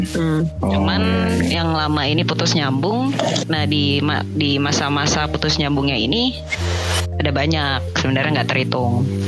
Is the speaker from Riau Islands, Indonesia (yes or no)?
no; Jakarta, Indonesia; teman-teman SMA gue lah ya di Jakarta